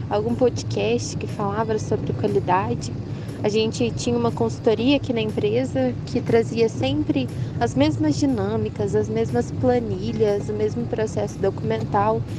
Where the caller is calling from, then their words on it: Uberlândia, Minas Gerais, Brazil; sou de Uberlândia, Minas Gerais.